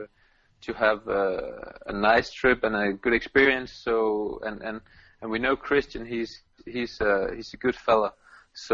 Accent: Silkeborg, Central Denmark Region, Denmark; We're from Silkeborg

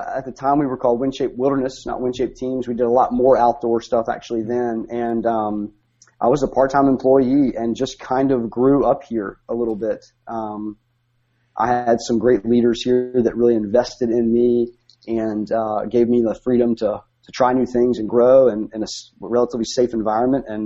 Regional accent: Bluefield, West Virginia, United States; moved away as an adult; also born or lived in Steamboat Springs, Colorado; now in Rome, United States; I grew up in West Virginia

